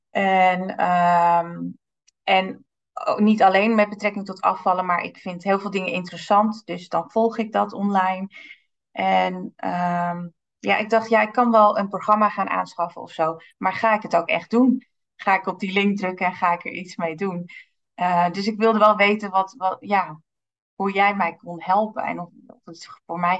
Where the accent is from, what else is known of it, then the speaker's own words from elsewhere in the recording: Amsterdam, North Holland, Netherlands; now in Diemen, Netherlands; Ik eh, ben geboren en getogen in Amsterdam. Ik woon in Diemen. Ik ben net 41 jaar geworden.